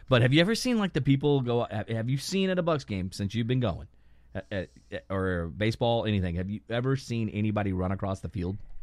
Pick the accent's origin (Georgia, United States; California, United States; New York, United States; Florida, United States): Florida, United States; Lakeland; Florida, Lakeland